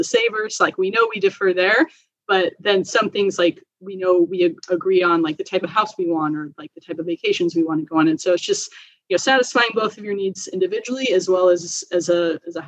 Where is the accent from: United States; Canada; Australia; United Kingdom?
United States; Oregon; I'm from Oregon.